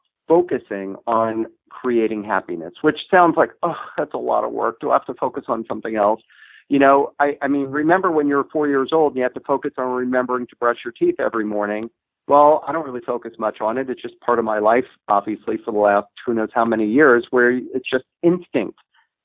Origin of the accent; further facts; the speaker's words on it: Los Angeles, California, United States; I said, Los Angeles